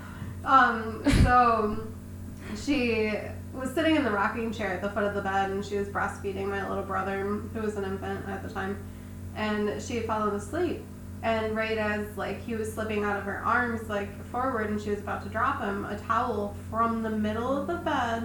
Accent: Attica, New York, United States; also born or lived in Alexander; I grew up in like Attica and Alexander, So we moved we moved from Attica, or Alexander to Attica

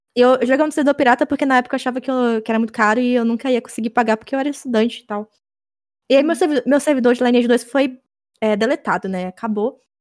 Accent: interior of Bahia, Brazil; now in Salvador, Brazil; eu nasci é. cidade do interior da Bahia, uhum. mas eu moro em Salvador e. Então, sou de lá

